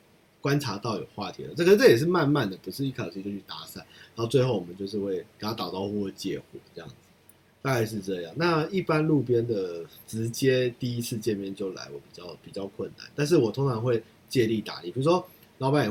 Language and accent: Chinese; United States; 我会说，我是一个从美国回来的 ABC，我这在台湾没有烤过肉，那我今天经过这边，可不可以跟你们一起烤个肉？那对，就是我想要带这些回忆回到美国去，因为我从小在美国是不烤肉的